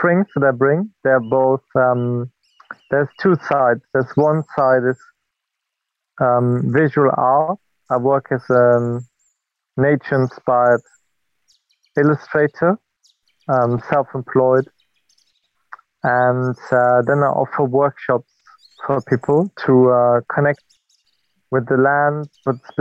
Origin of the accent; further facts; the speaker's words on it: German-speaking border region of Belgium, Wallonia, Belgium; moved away as an adult; now in United Kingdom; I'm from Belgium. I'm German-speaking Belgian, and I come from the border region between Belgium and Germany, where I grew up close to a nature reserve.